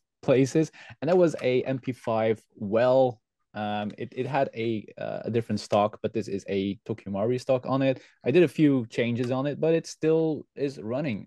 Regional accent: West Flanders, Belgium; English is a second language; we are from the West Flanders and that's why it's real difficult for us to say the G and the H. That's why the G sounds like an H for me.

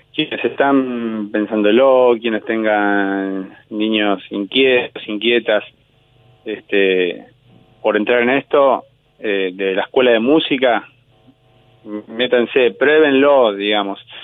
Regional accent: Buenos Aires, Argentina; yo de niño había ido a esa misma escuela de Mataderos, o yo soy de Liniers

